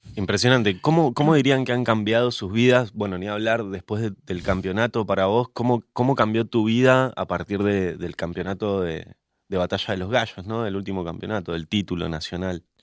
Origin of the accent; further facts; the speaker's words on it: Mendoza, Argentina; yo como mendocino que soy